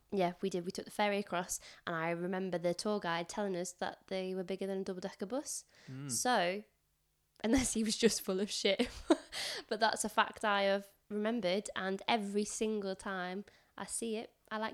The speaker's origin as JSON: {"language": "English", "region": "England", "country": "United Kingdom", "said": "I mean, I'm Northern, so I suppose if you were in London..."}